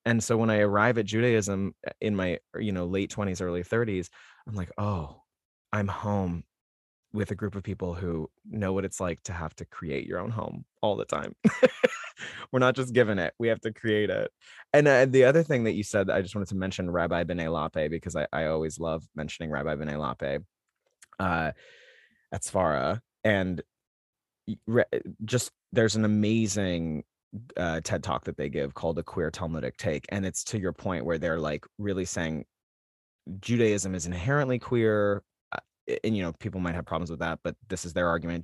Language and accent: English; Salt Lake City, Utah, United States; I come from Salt Lake City, Utah